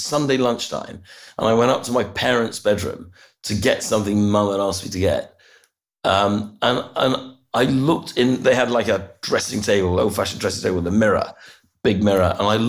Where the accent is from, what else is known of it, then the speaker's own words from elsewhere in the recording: Brussels, Brussels-Capital Region, Belgium; I was born in Brussels, actually. It's a nice place to grow up. My father worked in a European context, and I lived there almost all my young life.